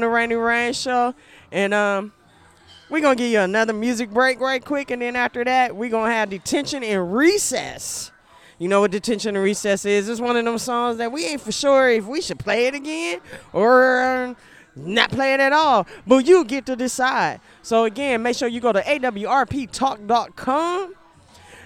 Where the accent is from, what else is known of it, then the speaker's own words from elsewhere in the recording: Ohio, United States; now in Killeen, United States; When I first set foot in Texas, because I'm from Ohio